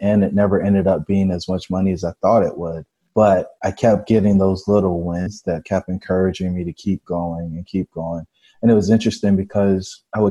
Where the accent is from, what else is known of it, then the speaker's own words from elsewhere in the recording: Fayetteville, North Carolina, United States; I grew up in Fayetteville, North Carolina. I'm the son of a soldier and a stay-at-home mom.